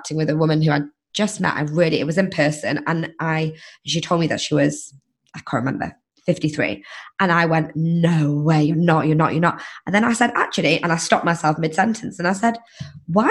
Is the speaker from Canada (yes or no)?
no; England, United Kingdom; moved away as an adult; now in United States; I was like, just fresh off the boat from England